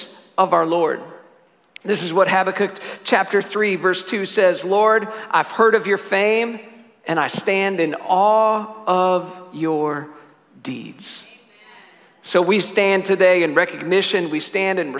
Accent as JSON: {"language": "English", "town": "Syracuse", "region": "New York", "country": "United States", "said": "I'm from Syracuse, New York"}